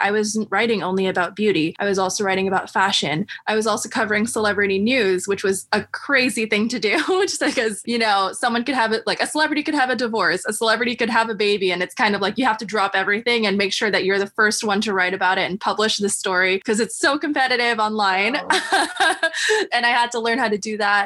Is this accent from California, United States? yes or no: no; New York City, New York, United States; also born or lived in Manhattan, New York / Brooklyn, New York; I grew up in Queens, New York